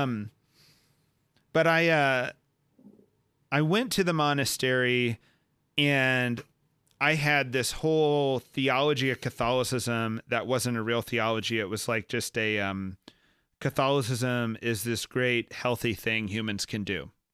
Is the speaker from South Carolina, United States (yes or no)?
no; Texas, United States; born or raised there